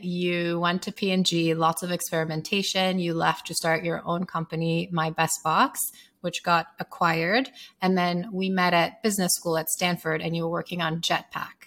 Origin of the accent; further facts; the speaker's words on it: Sierra Leone; moved away; growing up in Sierra Leone